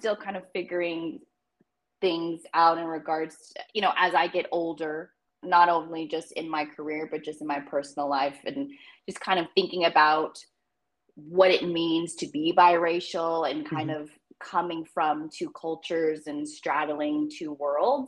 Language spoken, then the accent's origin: English; Long Beach, California, United States; Long Beach is my home